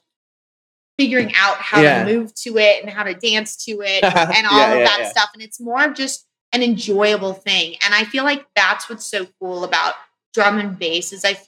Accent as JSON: {"language": "English", "region": "Florida", "country": "United States", "said": "I'm from Florida"}